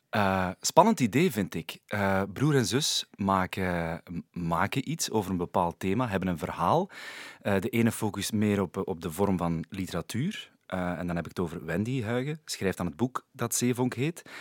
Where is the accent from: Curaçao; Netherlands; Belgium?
Belgium; Sint-Niklaas, Flanders; ik ben daar wel geboren in Sint-Niklaas.